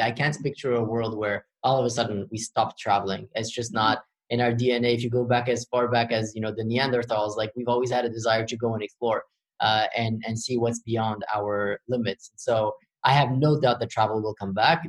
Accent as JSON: {"language": "English", "country": "Morocco", "tie": "born or raised there", "also_born_or_lived": "Paris, France", "said": "So I was born in Paris, and when I was five, my parents decided to move back to Morocco, which is their country of origin."}